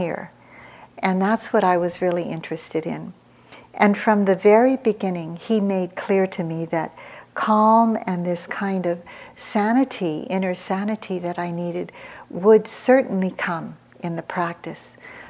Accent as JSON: {"language": "English", "country": "United States", "tie": "born or raised there", "also_born_or_lived": "Philippines", "said": "I was born in the Philippines. I came over here. I was raised in America from the age of 2"}